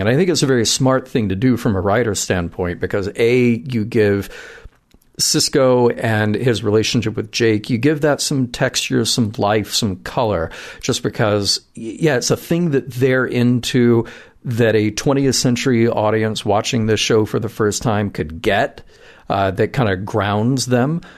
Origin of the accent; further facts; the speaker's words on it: the South, United States; you and I both growing up in the South